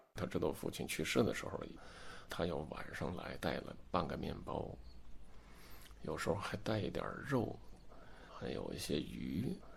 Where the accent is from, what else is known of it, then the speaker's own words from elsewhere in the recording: Harbin, Heilongjiang, China; also born or lived in Siberia; 就是我们哈尔滨人都吃这个